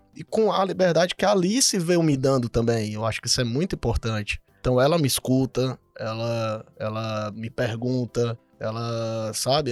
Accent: Fortaleza, Ceará, Brazil; moved away as an adult; now in Cuiabá, Brazil; Sou de Fortaleza, tô morando aqui em Cuiabá tem quase três anos.

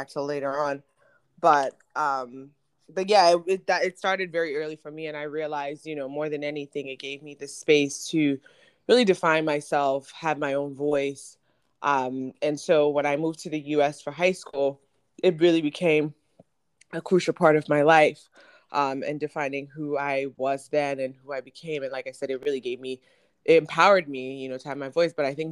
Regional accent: Ghana; moved away; I was born and raised in Ghana

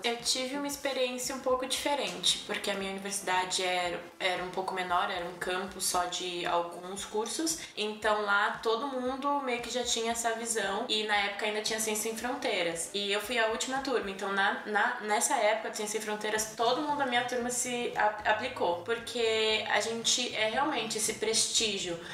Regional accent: São Paulo, Brazil; moved away as an adult; also born or lived in Boston; now in Toronto, Canada; eu sou de São Paulo

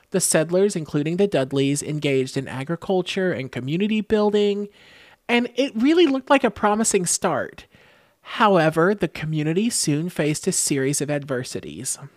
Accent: Texas, United States; And we're from the South, so we probably will have never heard of it because, especially growing up in Texas, you only hear about things in Texas, nowhere else

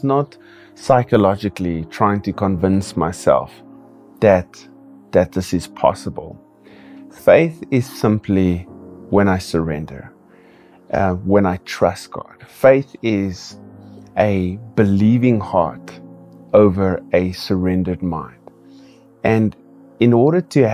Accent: Kimberley, Northern Cape, South Africa; I also pastor a church here in my hometown, Kimberley

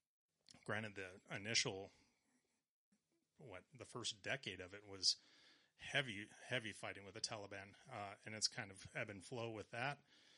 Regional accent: LaSalle, United States; LaSalle, actually.

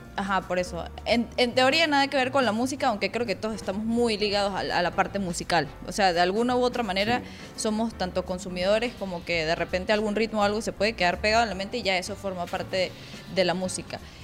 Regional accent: Mérida, Venezuela; Leo y yo somos de Mérida, es otra ciudad un poquito más pequeña

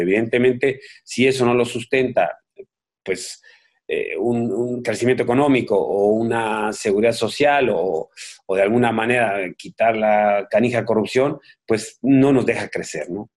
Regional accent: Mexico; moved away; soy un mexicano, mis hijos viven en México, mis hermanos viven en México

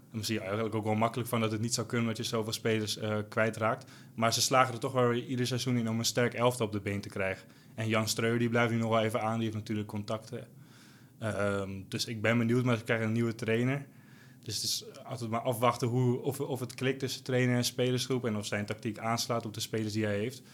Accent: Almere, Flevoland, Netherlands; ik kom uit Almere

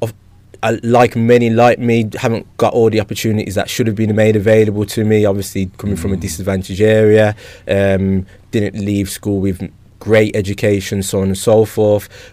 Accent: Birmingham, West Midlands, United Kingdom; growing up in Handsworth

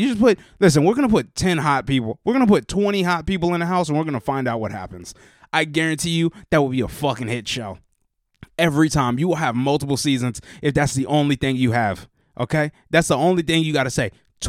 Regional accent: West Virginia, United States; I grew up in West Virginia.

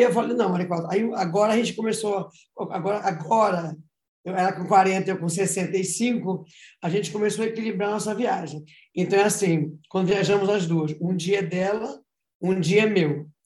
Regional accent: Belém, Pará, Brazil

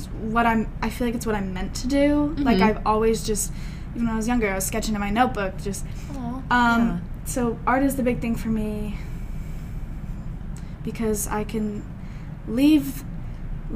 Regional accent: San Diego, California, United States; I'm from San Diego. I was born here and raised here

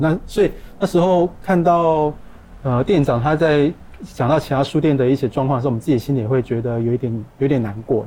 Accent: Kaohsiung, Taiwan; 我们高雄人

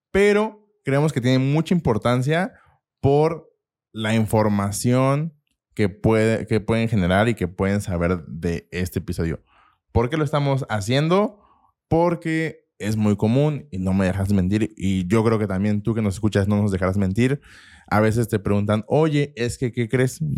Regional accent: Mexico City, Mexico; Nací en el Distrito Federal.

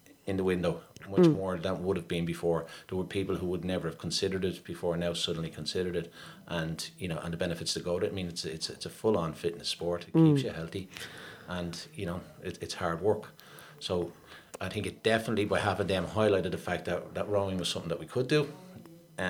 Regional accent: Dublin, Leinster, Ireland; I grew up down on the Pigeon House Road.

